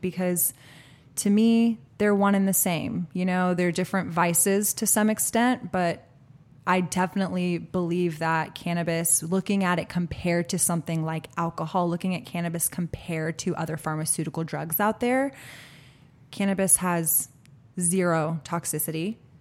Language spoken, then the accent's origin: English; Austin, Texas, United States; born and raised in Austin, Texas